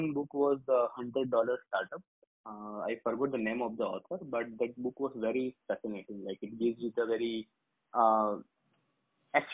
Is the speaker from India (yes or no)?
yes; Gujarat, India; I'm born and brought up in Gujarat. I'm a Gujarati.